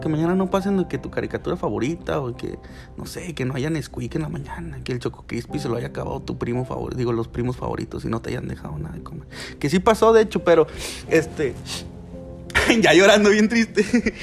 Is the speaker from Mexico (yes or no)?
yes; Monclova, Coahuila, Mexico; now in Frontera, Mexico; nací en Monclova, por lo tanto, soy de Monclova